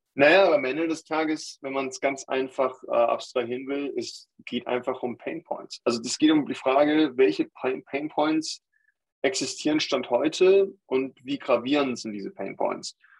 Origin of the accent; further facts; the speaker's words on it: Germany; als deutscher Staatsbürger, der in Deutschland äh, mein ganzes Leben aufgewachsen ist, sagen, äh, ich bin Deutscher